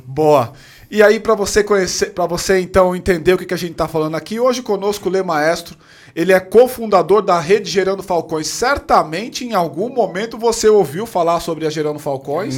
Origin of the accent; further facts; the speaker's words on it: São Paulo, Brazil; Cresci na Ponte Rasa